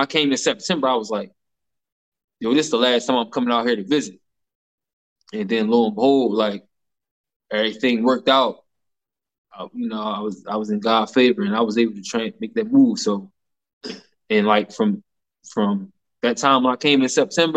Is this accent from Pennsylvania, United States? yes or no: yes; Philadelphia, Pennsylvania, United States; moved away as an adult; now in Chicago, United States; we're from Philadelphia